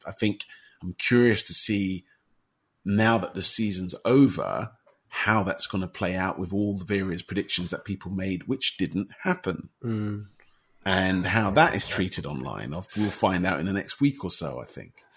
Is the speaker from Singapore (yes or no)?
no; United Kingdom; as someone who's grown up in the UK as a British person